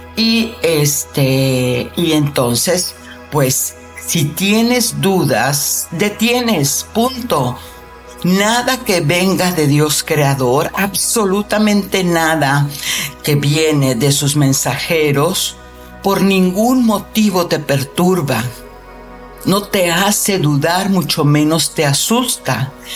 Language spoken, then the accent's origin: Spanish; Mexico; yo soy mexicana